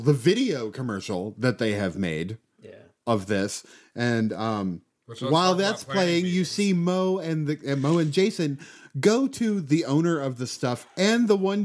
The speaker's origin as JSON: {"language": "English", "region": "New England", "country": "United States", "tie": "born or raised there", "said": "I also grew up in New England"}